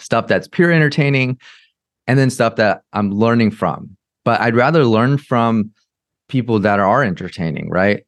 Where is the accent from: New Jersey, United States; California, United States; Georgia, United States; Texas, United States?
California, United States; Orange County; I grew up in America. I grew up in Orange County in California.